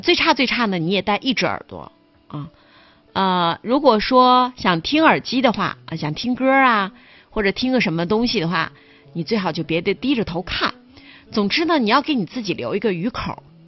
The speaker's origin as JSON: {"language": "Chinese", "town": "Dalian", "region": "Liaoning", "country": "China", "said": "对于我们大连人来说可能，呃，有一点伤痛哈"}